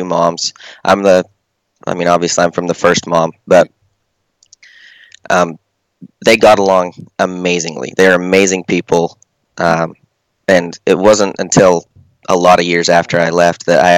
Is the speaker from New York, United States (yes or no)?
no; Colorado City, Arizona, United States; moved away as an adult; also born or lived in Hildale, Utah; now in Long Beach, United States; Right now, I'm in Long Beach, but I grew up in Colorado City, Hillel, Utah, Colorado City, Arizona.